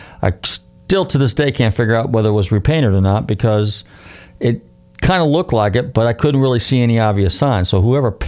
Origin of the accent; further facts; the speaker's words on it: California, United States; And growing up in Northern California, there was a few dealerships, and I had seen those.